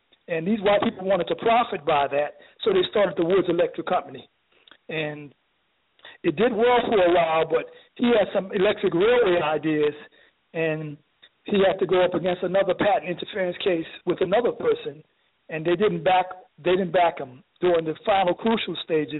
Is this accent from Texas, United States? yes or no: no; New York City, New York, United States; moved away as an adult; now in Detroit, United States; when I was a little boy growing up in New York City public school.